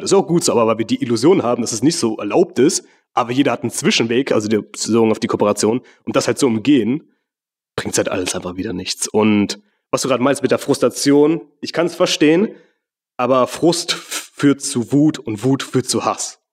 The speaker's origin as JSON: {"language": "German", "country": "Mauritius", "moved": "yes", "said": "in meiner Heimat, gegenüber von der Küste von Mauritius"}